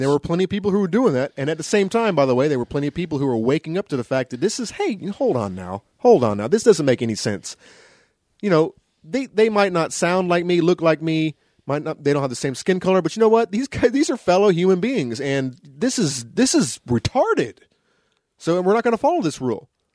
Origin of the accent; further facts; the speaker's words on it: the South, United States; I grew up in the South